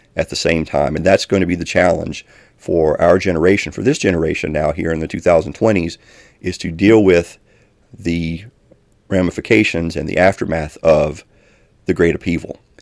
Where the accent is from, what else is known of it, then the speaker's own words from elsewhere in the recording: Elkhorn City, Kentucky, United States; moved away; a church in my hometown, which I'm originally from Elkhorn City in Kentucky